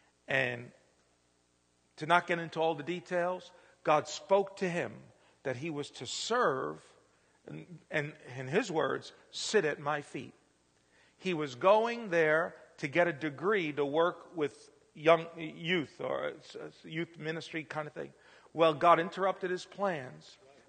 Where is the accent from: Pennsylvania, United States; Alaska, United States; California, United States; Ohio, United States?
Pennsylvania, United States; now in Indiana, United States; I'm really a stranger. I'm not from Indiana because I come from Pennsylvania.